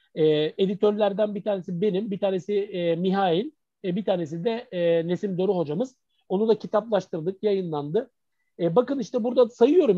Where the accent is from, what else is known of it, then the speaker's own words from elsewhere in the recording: Izmir, Turkey; also born or lived in Mardin; aslında biz İzmirliyiz yani, ailecek İzmirliyiz